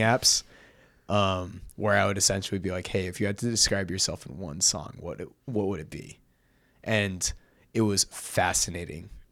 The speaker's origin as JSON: {"language": "English", "town": "Seattle", "region": "Washington", "country": "United States", "tie": "born or raised there", "moved": "yes", "said": "growing up in Seattle"}